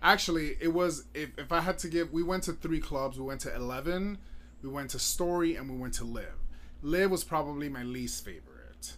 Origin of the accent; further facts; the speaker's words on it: Miami, Florida, United States; moved away; I was born and raised in Miami